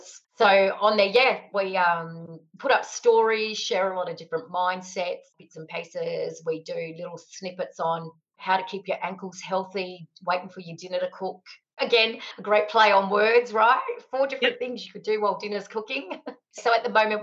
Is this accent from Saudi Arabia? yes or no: no; Alice Springs, Northern Territory, Australia; moved away as an adult; also born or lived in Italian heritage; now in Whyalla, Australia; I'm born and bred in Alice Springs.